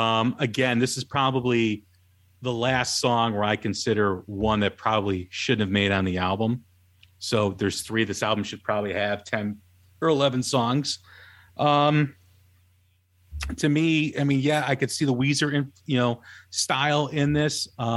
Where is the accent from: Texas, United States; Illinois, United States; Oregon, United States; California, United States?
Illinois, United States; Chicago; You know, growing up in Chicago, you know, Cheap Trick was always around and all you always heard on the local radio station.